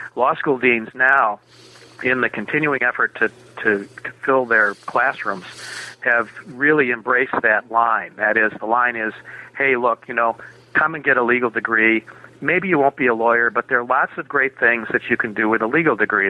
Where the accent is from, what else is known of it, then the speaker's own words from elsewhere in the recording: Minneapolis, Minnesota, United States; I was born and raised in Minneapolis.